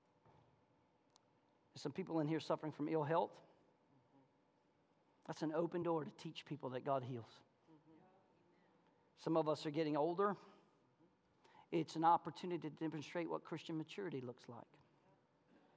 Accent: American South, United States; accent: Southern; I speak Southernese

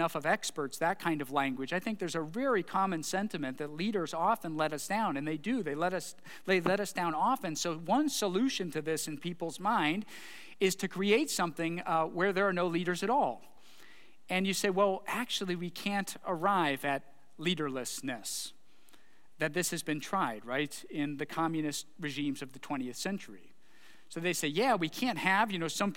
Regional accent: Bedford, Ohio, United States; I was born in Bedford Hospital, spent a lot of my childhood there.

